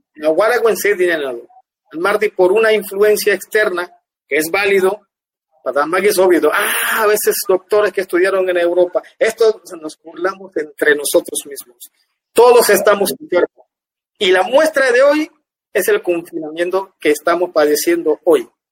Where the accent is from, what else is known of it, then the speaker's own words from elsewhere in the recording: Guna Yala, Panama; also born or lived in Ustupu / Cartí; Yo nací en Eustupuyu y Ogopsukum, pero mi infancia, los primeros 3, 4, 5 años creo que yo viví, viví en el sector Cartí